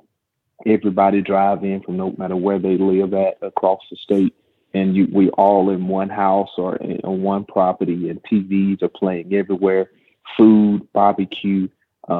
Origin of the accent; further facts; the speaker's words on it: Coosa County, Alabama, United States; I'm from Coosa County, which is right by Alexander City.